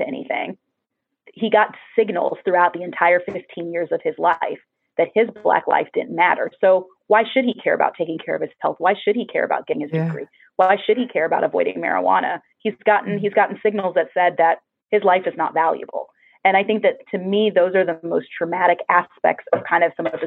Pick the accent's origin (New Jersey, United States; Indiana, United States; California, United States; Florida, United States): Florida, United States; moved away; also born or lived in New York; I grew up in Florida